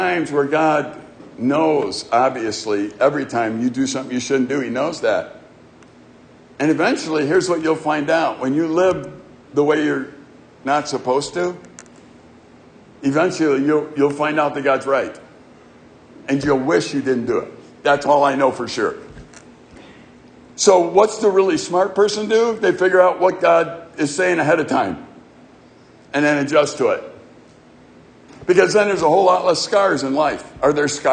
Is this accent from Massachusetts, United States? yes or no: no; Chicago, Illinois, United States; growing up in Chicago and our neighborhood